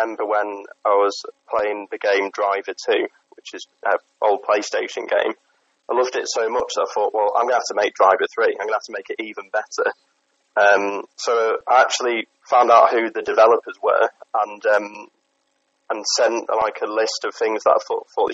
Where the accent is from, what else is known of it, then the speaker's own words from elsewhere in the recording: Stretford, North West England, United Kingdom; from Stretford, as you were saying. Grew up in Stretford, moved around a little bit, but somehow ended up back here